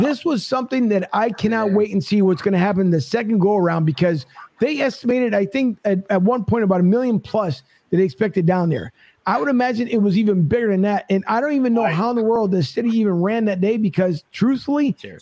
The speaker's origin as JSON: {"language": "English", "town": "Philadelphia", "region": "Pennsylvania", "country": "United States", "moved": "yes", "lives_now": "Tampa, United States", "said": "I'm from Philly"}